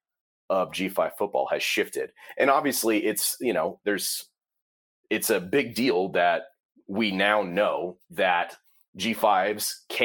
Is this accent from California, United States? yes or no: no; Ohio, United States; I grew up in Ohio. I grew up about like an hour and a half from Ohio